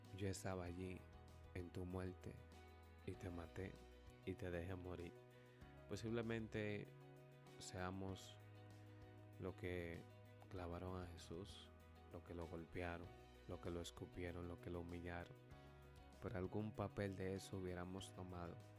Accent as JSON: {"language": "Spanish", "country": "Dominican Republic", "said": "nos escuchan a nosotros como dominicanos"}